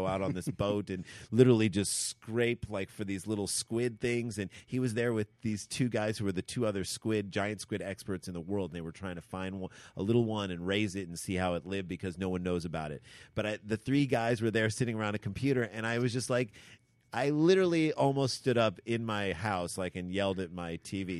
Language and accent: English; St. Louis, Missouri, United States; we grew up in the Midwest, St. Louis